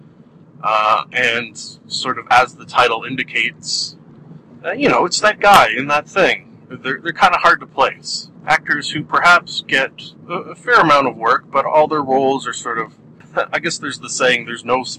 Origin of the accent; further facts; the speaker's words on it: Canada; I am a Canadian